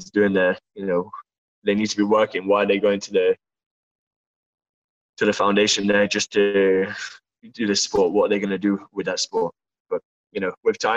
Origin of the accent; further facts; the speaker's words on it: Torquay, South West England, United Kingdom; moved away; back in my hometown, my coach in Fight Works in Torquay